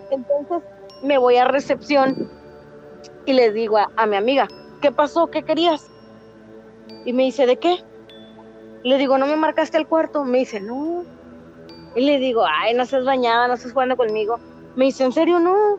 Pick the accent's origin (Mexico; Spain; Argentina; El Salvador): Mexico; Reynosa, Tamaulipas; De Reynosa, Tamaulipas